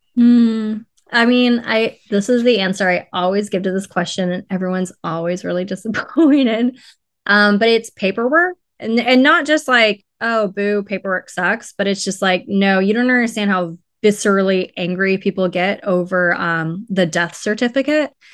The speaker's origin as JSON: {"language": "English", "town": "Riverside", "region": "California", "country": "United States", "lives_now": "Los Angeles, United States", "said": "I'm from, I'm from Riverside, um, and my mom was born in Los Angeles"}